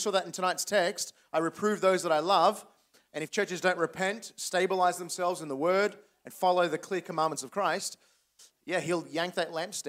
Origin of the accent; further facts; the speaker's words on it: Sydney, New South Wales, Australia; accent: Australian; Yeah, I sound as perfectly as Australian as I always have my entire life.